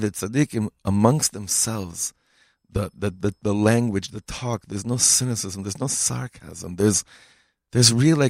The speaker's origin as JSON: {"language": "English", "town": "Los Angeles", "region": "California", "country": "United States", "tie": "born or raised there", "moved": "yes", "lives_now": "Bethlehem area, Israel", "said": "I grew up in Pico Robertson"}